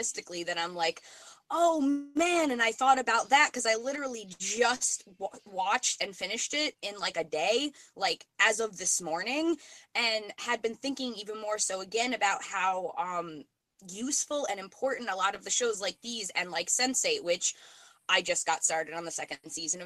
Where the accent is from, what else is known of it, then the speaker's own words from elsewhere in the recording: New York, United States; moved away as an adult; now in Vermont, United States; just moved to Vermont. I'm from New York